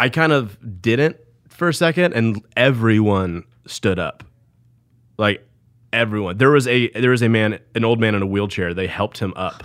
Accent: Snellville, Georgia, United States; East Side, Gwinnett County

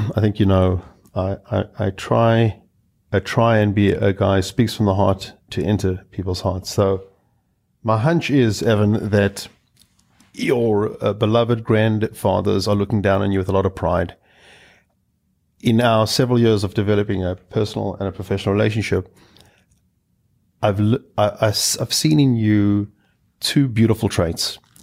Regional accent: South Africa; I hail from South Africa

